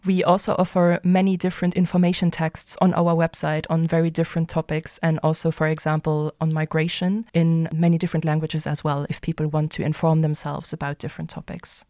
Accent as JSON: {"language": "English", "country": "Luxembourg", "tie": "born or raised there", "also_born_or_lived": "Germany", "said": "I'm originally from Luxembourg, so I also grew up here"}